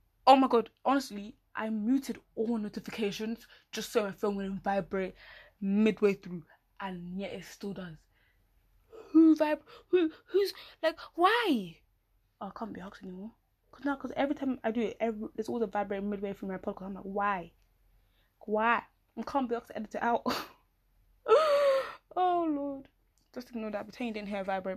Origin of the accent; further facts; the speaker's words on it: United Kingdom; I'm so British.